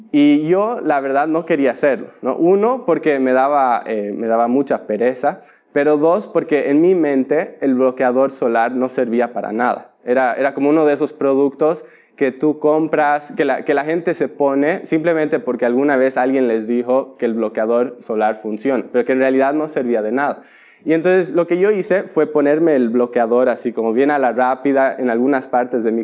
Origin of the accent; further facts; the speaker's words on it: Bolivia; Y tienen que entender que yo crecí en Bolivia, donde no hay mar, ¿no?